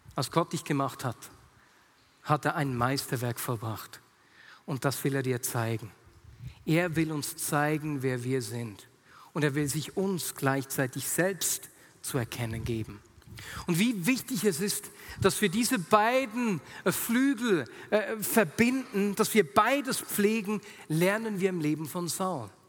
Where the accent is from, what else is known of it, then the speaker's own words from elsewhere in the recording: Switzerland; sagt man im Dialekt bei uns in der Schweiz